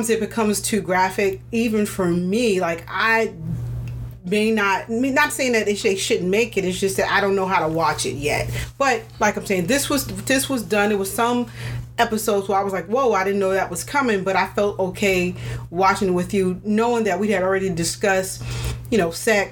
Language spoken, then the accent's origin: English; New York City, New York, United States; I grew up in Queens